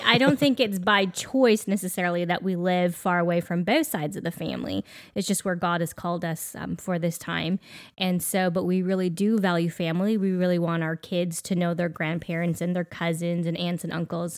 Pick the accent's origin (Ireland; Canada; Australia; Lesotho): Canada; we are Canadian